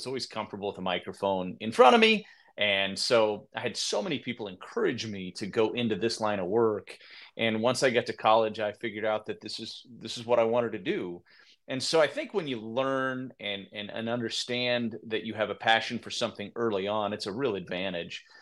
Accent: Midwest, United States; I grew up in the Midwest. I love the Midwest, and it's where I've always really wanted to be.

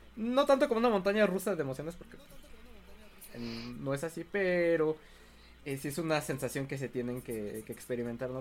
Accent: Mexico

